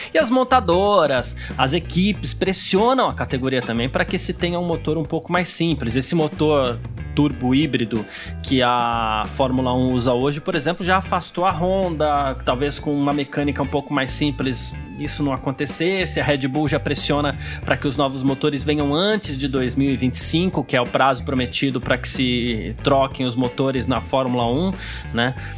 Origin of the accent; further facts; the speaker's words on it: São Paulo, Brazil; eu cresci no bairro italiano em São Paulo